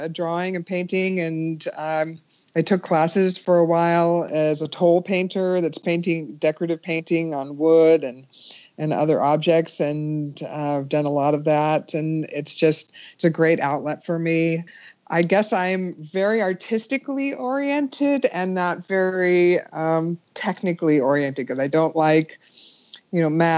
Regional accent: Menlo Park, California, United States; I was born and raised in Menlo Park, the shadow of Stanford University

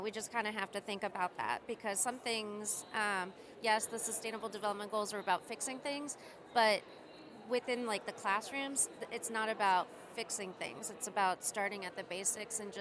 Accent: United States; I'm an American in the United States

